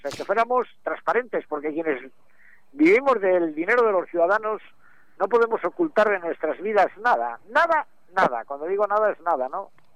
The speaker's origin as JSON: {"language": "Spanish", "region": "Cantabria", "country": "Spain"}